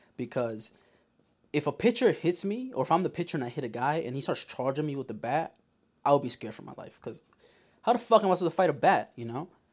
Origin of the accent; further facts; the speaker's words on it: Yonkers, New York, United States; I'm from Yonkers